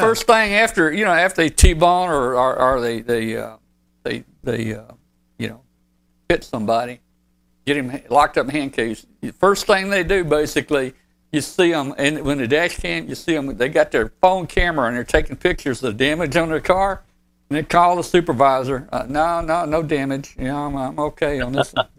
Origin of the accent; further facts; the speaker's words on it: Arkansas, United States; Arkansas is my home state.